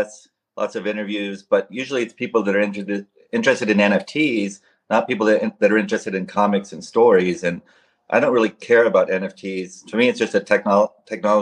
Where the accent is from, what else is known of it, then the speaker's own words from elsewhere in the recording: Seattle, Washington, United States; I grew up in Seattle